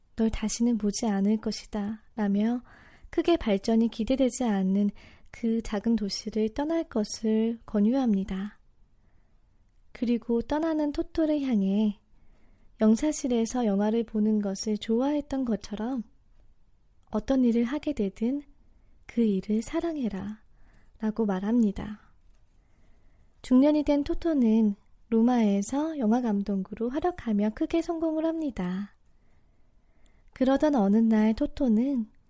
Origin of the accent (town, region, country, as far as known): South Korea; moved away as an adult; also born or lived in Boston, United States; now in New York, United States